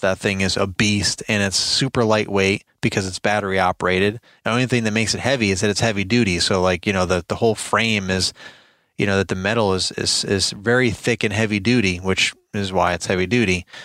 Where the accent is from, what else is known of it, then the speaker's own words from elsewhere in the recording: New York, United States; moved away as an adult; now in Virginia, United States; I'm originally from New York, born and raised, uh, moved to Virginia a while back, probably what, fifteen years ago maybe now